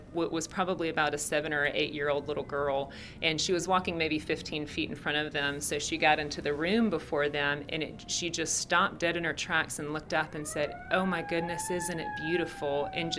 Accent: the South, United States; Because I'm from the South, people mm-hmm. here are extremely nice and very friendly.

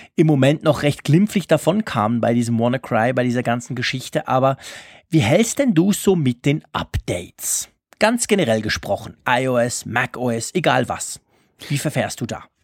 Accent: Switzerland; bei uns in der Schweiz

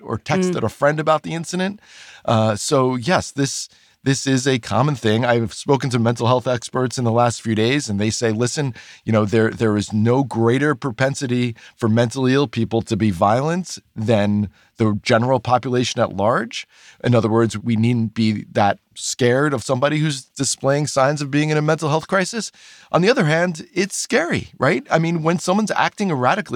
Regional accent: New York, United States; I also grew up in New York

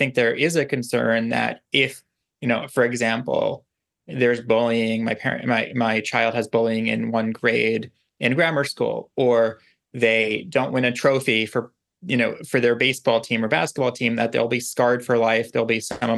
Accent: New York City, New York, United States; I grew up on Staten Island

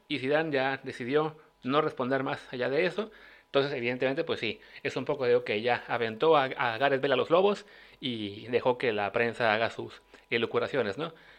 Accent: Mexico; como mexicanos

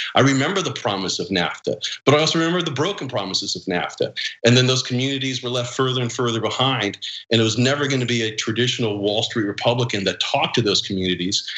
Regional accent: California, United States; coming from California

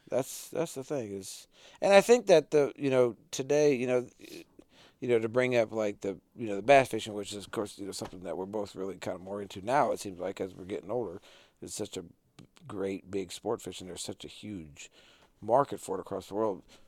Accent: North Dakota, United States; growing up in North Dakota

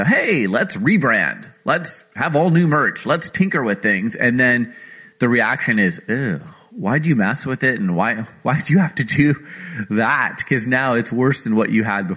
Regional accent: Phoenix, Arizona, United States; also born or lived in Los Angeles; I grew up in Arizona, Phoenix, Arizona

